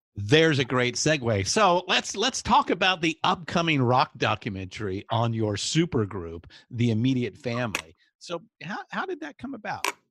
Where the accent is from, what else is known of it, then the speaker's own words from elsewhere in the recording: Southern California, United States; growing up in Southern California